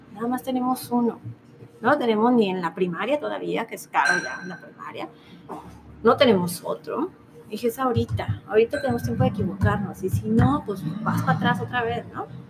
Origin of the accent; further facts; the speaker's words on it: Guadalajara, Jalisco, Mexico; moved away as an adult; now in Los Cabos, Mexico; Tenemos casa aquí en Guadalajara, nuestra familia está aquí